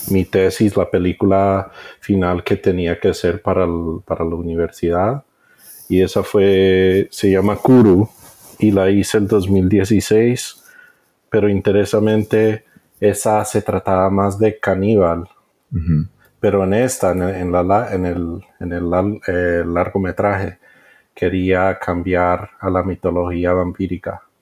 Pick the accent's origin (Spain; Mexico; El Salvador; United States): United States; Spanish is a second language; Me perdonas porque soy gringo y a veces se me atrancan las palabras.